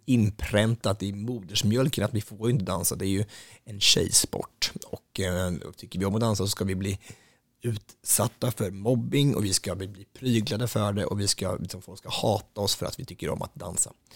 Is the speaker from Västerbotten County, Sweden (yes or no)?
no; Östansjö, Örebro County, Sweden; I Östansjö där jag kommer ifrån, det är inte särskilt stort, det är ganska så litet och det ligger utanför Hallsberg, Gnällbältet i Närke